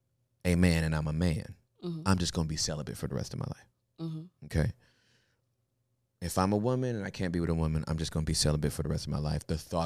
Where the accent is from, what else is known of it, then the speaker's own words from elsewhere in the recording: Michigan, United States; born there; I was born in Michigan.